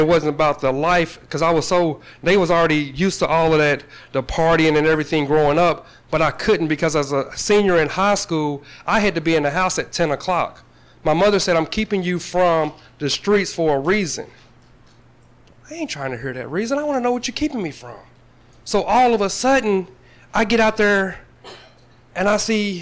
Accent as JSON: {"language": "English", "town": "Paducah", "region": "Kentucky", "country": "United States", "tie": "born or raised there", "said": "Growing up in Paducah, I was raised by an adoptive family"}